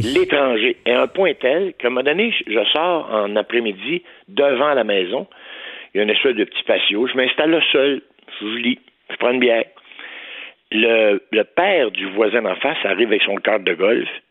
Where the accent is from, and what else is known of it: Saint-Marc-sur-Richelieu, Quebec, Canada